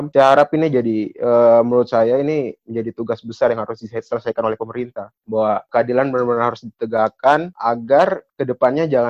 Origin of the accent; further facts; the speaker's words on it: Papua, Indonesia; kita orang Papua tuh punya fisik yang kuat tapi juga punya hati yang lebih kuat ya menurut saya.